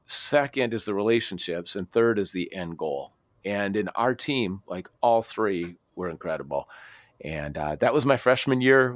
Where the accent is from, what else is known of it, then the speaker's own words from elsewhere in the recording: Minnesota, United States; also born or lived in Aberdeen, Scotland; I grew up in Minnesota